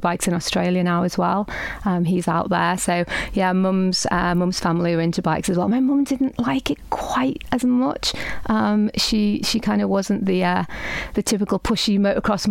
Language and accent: English; Dublin, Leinster, Ireland; now in Isle of Man; I was born in Dublin, I'm Irish